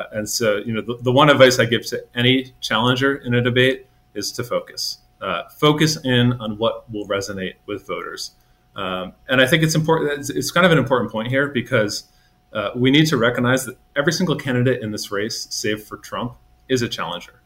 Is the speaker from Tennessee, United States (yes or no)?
no; Virginia, United States; he's my hometown governor